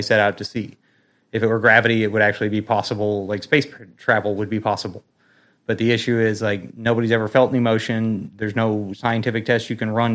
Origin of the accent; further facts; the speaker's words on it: United States; I'm an American